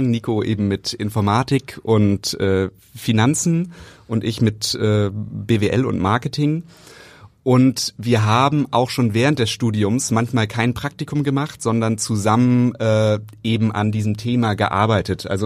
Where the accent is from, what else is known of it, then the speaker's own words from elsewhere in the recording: Hamburg, Germany; moved away as an adult; now in Berlin, Germany; Also, weil wir kommen ja aus Hamburg.